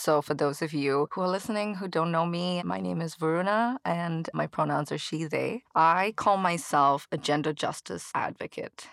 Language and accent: English; Chennai, Tamil Nadu, India; moved away as an adult; now in United States; growing up in India, especially in Chennai